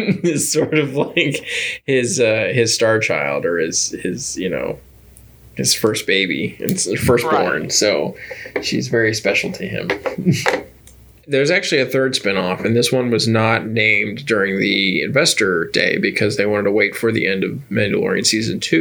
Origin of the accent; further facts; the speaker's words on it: Florida, United States; moved away; we grew up in Florida